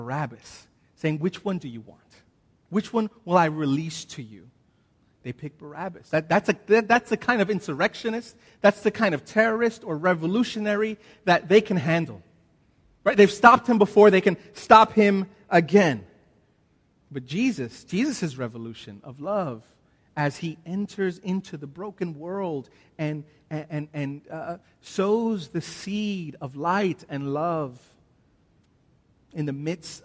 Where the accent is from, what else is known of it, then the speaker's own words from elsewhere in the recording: United States; now in Australia; See, I'm an American. I am an Australian citizen, but I'm still an American.